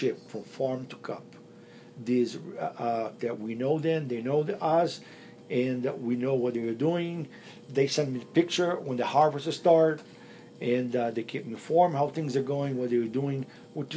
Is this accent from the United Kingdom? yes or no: no; Brazil; now in Las Vegas, United States; I am a Brazilian as well